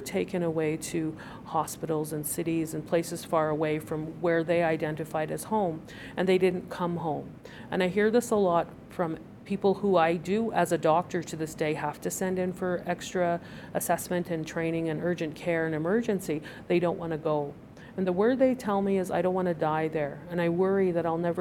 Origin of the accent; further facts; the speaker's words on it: Piikani Nation, southern Alberta, Canada; moved away as an adult; now in Calgary, Canada; I'm from the Piikani Nation in the Blackfoot Confederacy in southern Alberta, and I've lived here in Calgary for about 9 years